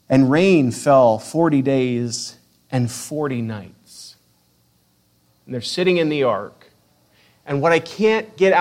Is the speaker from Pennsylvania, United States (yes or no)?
no; Spokane, Washington, United States; moved away as an adult; also born or lived in Eastern Oregon; I grew up in Spokane